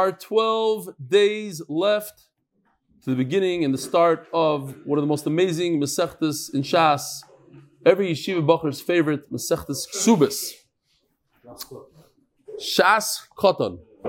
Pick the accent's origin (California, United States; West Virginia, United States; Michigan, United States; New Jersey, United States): New Jersey, United States; Lakewood; So, okay. I'm from Lakewood, New Jersey.